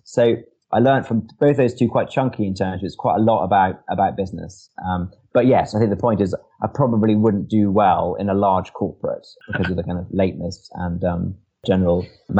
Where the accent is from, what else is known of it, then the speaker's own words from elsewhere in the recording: Edinburgh, Scotland, United Kingdom; now in London, United Kingdom; I'm from, despite the accent, I'm actually from Edinburgh. I couldn't, afford to rent in London